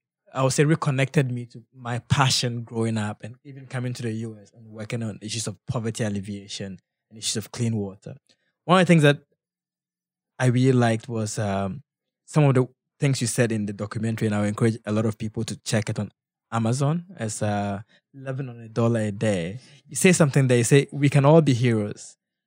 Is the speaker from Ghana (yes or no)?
yes; Ghana; Just reminds me also of growing up in Ghana, and some of the people that I admired were people who really were down to earth.